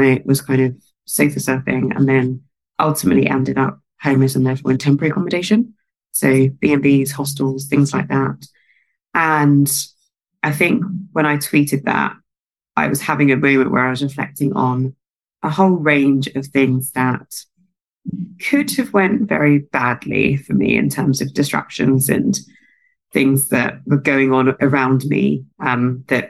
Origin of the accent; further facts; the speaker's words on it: London, United Kingdom; South London. I was pretty much always in South London